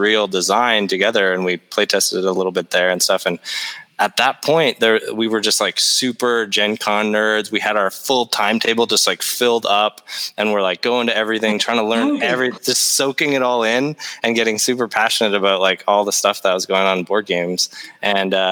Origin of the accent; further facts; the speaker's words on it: Canada; We're Canadian